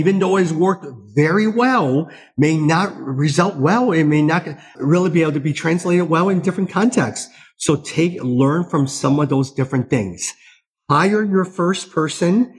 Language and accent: English; United States; As an American